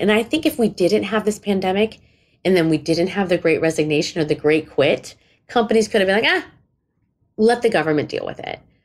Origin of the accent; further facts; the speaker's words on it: India; I'm Indian